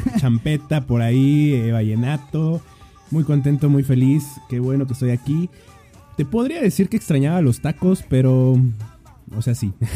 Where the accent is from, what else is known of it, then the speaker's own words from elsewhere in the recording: Mexico; soy mexicano